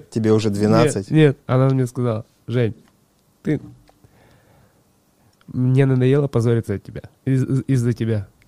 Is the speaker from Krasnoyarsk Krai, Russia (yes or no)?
yes; Shula, Krasnoyarsk Krai, Russia; born there; Э, да, село Шула. Шула.